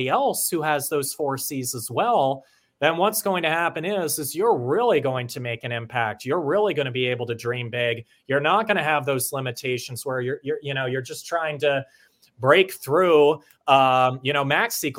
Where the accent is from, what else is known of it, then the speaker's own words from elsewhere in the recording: Pennsylvania, United States; moved away; I'm originally from Pennsylvania